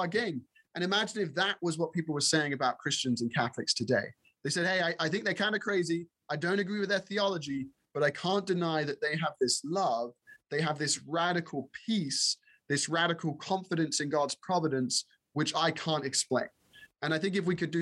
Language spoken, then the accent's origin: English; England, United Kingdom; now in United States; being raised in England